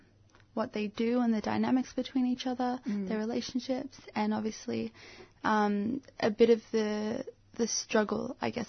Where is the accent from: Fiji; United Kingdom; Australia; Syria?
Australia; I'm African Australian